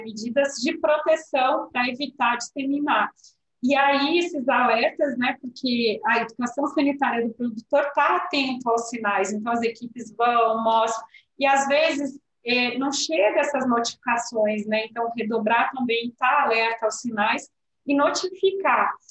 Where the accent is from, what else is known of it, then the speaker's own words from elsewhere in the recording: Pelotas, Rio Grande do Sul, Brazil; eu que sou de Pelotas, São Lourenço ali